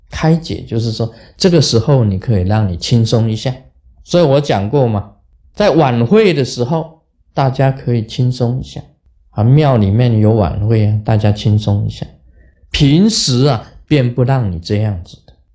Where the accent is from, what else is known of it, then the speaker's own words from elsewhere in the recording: Taiwan; 我们台湾人